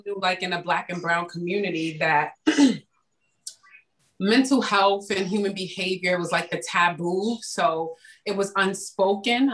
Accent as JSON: {"language": "English", "town": "New York City", "region": "New York", "country": "United States", "tie": "born or raised there", "said": "growing up in the Bronx during the crack era"}